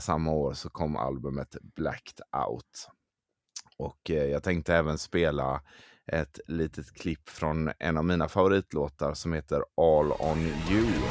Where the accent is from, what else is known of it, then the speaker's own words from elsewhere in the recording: Gothenburg, Västra Götaland, Sweden; jag är från Göteborg